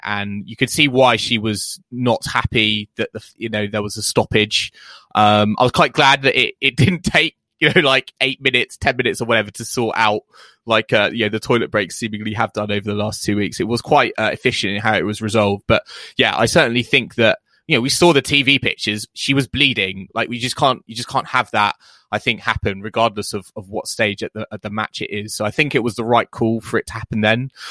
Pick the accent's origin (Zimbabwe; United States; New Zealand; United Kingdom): United Kingdom; we are British fans